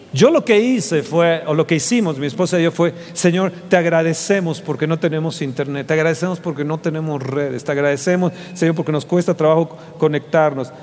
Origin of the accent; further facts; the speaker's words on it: Mexico; soy de México, soy de México